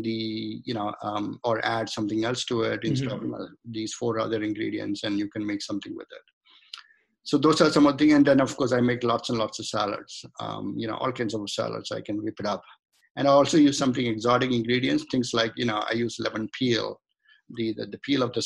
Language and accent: English; India; moved away as an adult; now in United States; So I was born in India. I grew up in India. Then I came to the United States as a student, and then I just remained here.